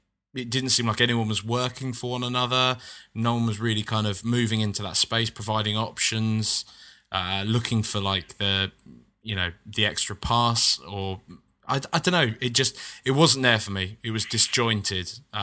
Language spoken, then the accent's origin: English; United Kingdom; I just mean that there's as a British person, when you're coming from a land where there's like heavily regulated tiny little bags of crisps or chips